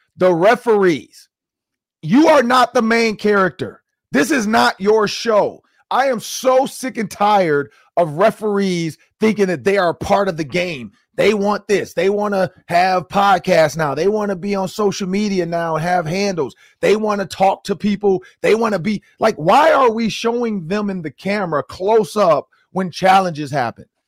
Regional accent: Detroit, Michigan, United States; moved away; we are both from Detroit

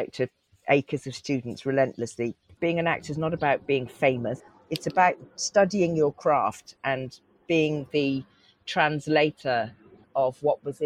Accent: Cotswolds, Gloucestershire, South West England, United Kingdom; accent: West Country; also born or lived in Leeds; I lived in a tiny rural Cotswold village. We moved there from Leeds when I was three

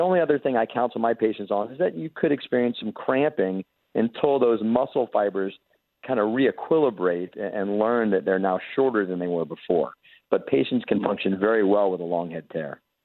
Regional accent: Jacksonville, Florida, United States; I actually grew up here in Jacksonville, Florida

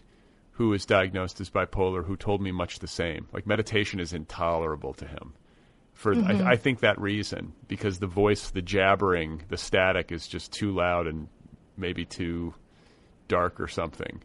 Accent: Midwest, United States; I grew up in the Midwest.

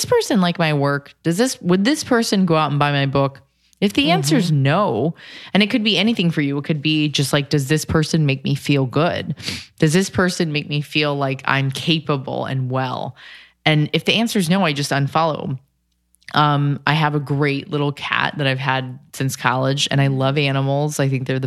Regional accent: California, United States; I'm from Cali

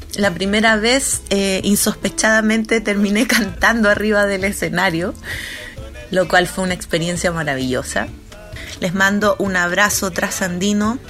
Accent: Chile; cantautora chilena

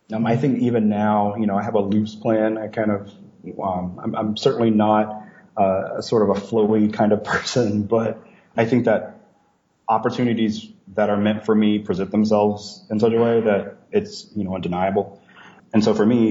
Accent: Leesville, Louisiana, United States; moved away as an adult; now in Ohio, United States; I came from a situation where looking outside of Leesville, Louisiana was just not really an option. You know, my university is only an hour away from my hometown

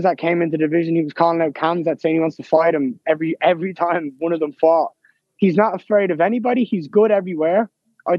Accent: Ireland; I'm at home

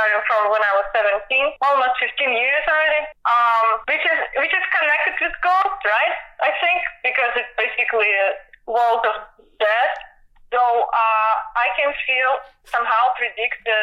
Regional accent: Siberia, Russia; English is a second language; moved away as an adult; also born or lived in Germany; now in Atlanta, United States; I'm from Russia, right? I never heard about …. You know, like, I'm from far away, from Siberia

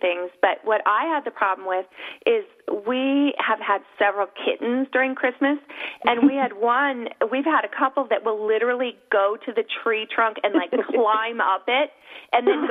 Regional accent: Northern California, United States; I grew up in Northern California

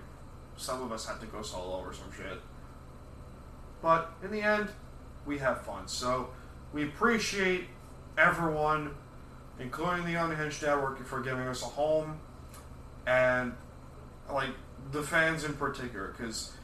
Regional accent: Long Island, New York, United States; we're from Long Island

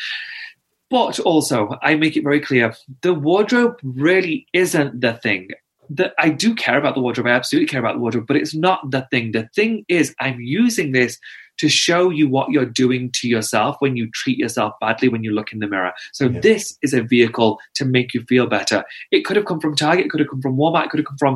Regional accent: United Kingdom; I'm also British

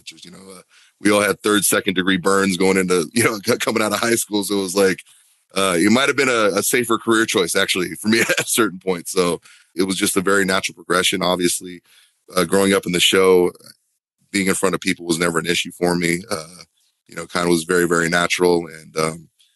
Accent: Huntington Beach, California, United States; moved away as an adult; now in Florida, United States; Growing up in Southern California

